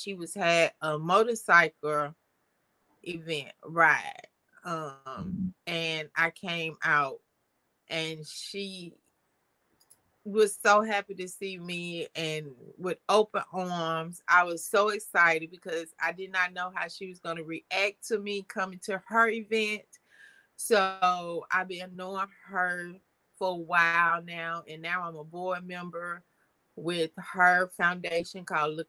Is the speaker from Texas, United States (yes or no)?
no; Mississippi, United States; now in St. Louis, United States; I was born and raised in Mississippi. I moved to St. Louis in 1990